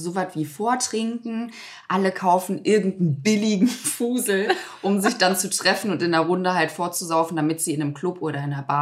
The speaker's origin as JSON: {"language": "German", "town": "Hagen", "region": "North Rhine-Westphalia", "country": "Germany", "said": "Ich komme doch aus Hagen"}